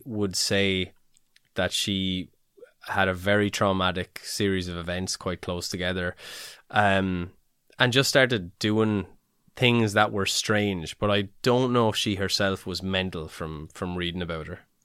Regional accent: Ireland; we're little Irish heads on us

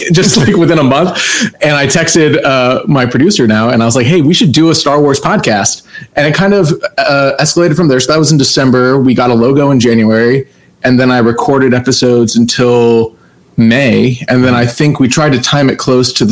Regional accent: Plano, Texas, United States; I grew up in Plano, Texas

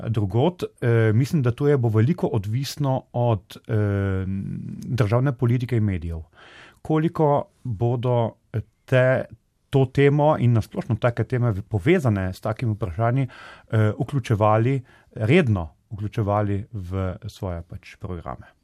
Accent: Slovenia; da smo Slovenci, nasplošno Slovenci, od mm, Kranci, Štajerci, Dolenci in tako naprej

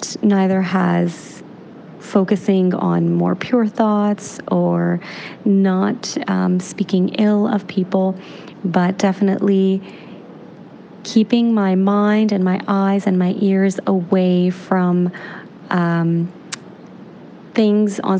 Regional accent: Canada; In my experience growing up in Canada

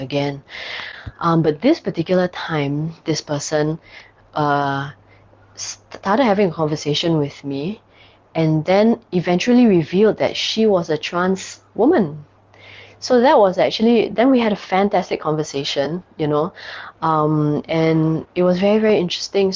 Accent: Singapore; in Singapore, I'm a double minority in terms of race and sexual orientation.

